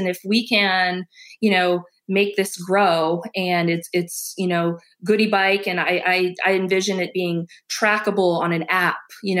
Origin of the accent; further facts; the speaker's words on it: Massachusetts, United States; now in Ohio, United States; I'm not from Ohio originally. I'm from Massachusetts